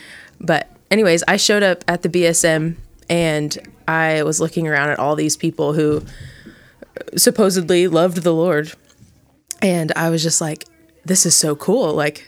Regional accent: Plano, Texas, United States; So I moved a lot when I was little, but in about middle school, we moved to Plano, Texas. And so that's basically where I grew up.

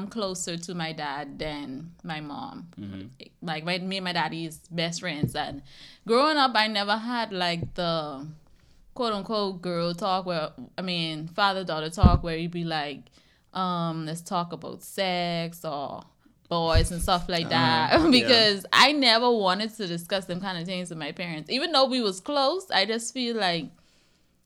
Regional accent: Bahamas; moved away as an adult; now in United States; I grew up in a household with a mother and a father

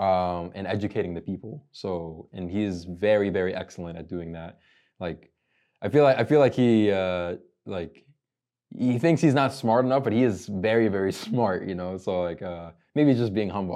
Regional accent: Lombard, Illinois, United States; Lombard, which is my hometown

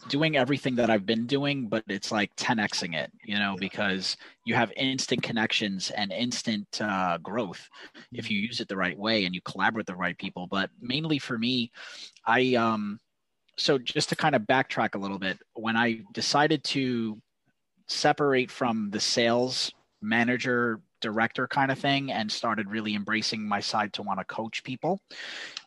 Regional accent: New York, United States; accent: New York; I'm from New York. You can probably tell from my accent

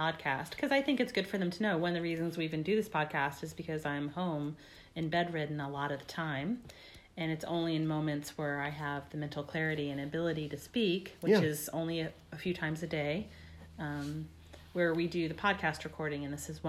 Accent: Texas, United States; I'm from Texas

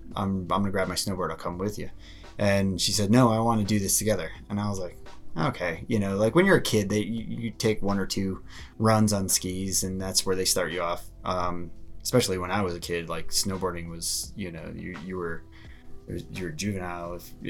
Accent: East Coast, United States; moved away as an adult; now in Colorado, United States; I grew up on the East Coast.

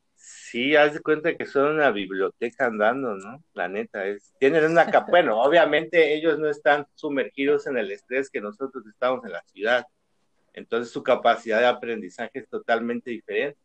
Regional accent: Chiapas, Mexico; born or raised there; moved away as an adult; now in Guadalajara, Mexico

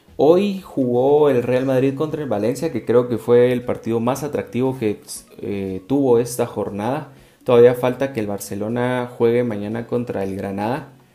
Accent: Guatemala

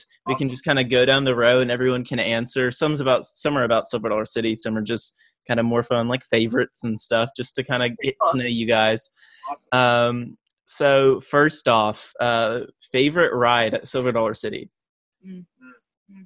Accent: Oklahoma, United States; moved away as an adult; now in California, United States; Born and raised in Oklahoma, so it kind of reminds me of home

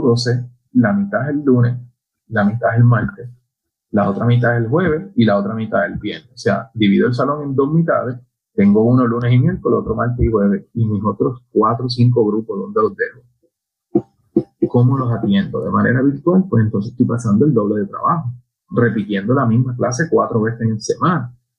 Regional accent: Añasco, Puerto Rico; mi pueblo, en Añasco

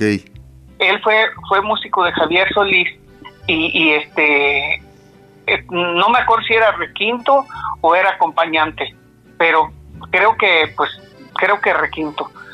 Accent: San Simón de Guerrero, State of Mexico, Mexico; also born or lived in Valle de Bravo / Naucalpan de Juárez; Nací en San Simón de Guerrero, Estado de México, y a mucha honra, porque no importa dónde nací, lo que importa es que soy de México

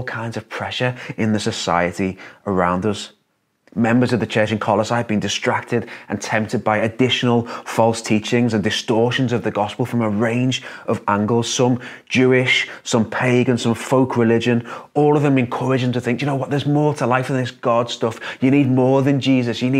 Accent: Liverpool, North West England, United Kingdom; as a Scouser

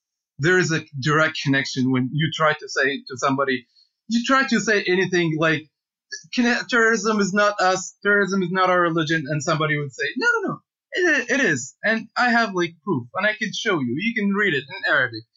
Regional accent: Benghazi, Cyrenaica, Libya; moved away as an adult; also born or lived in Canada; now in Toronto, Canada; I'm a Libyan activist. I'm from Benghazi, Libya

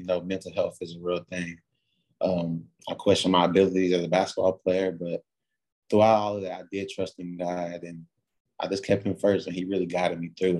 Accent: Knoxville, Tennessee, United States; I'm from Knoxville, Tennessee.

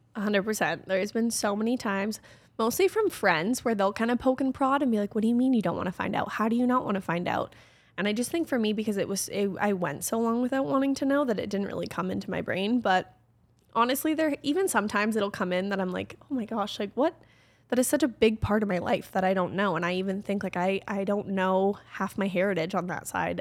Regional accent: Calgary, Alberta, Canada; also born or lived in Okotoks; I like to say I was born and raised in Calgary, but I actually, when I was born, lived in Okotoks, so just outside of Calgary

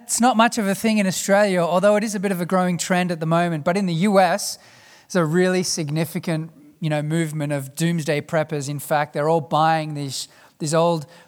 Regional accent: South Africa; As a South African

